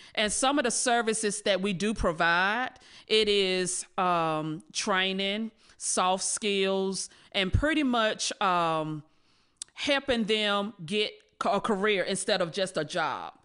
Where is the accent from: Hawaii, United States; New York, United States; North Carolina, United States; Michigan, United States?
North Carolina, United States; Rocky Mount; I was born and raised in Rocky Mountain, North Carolina.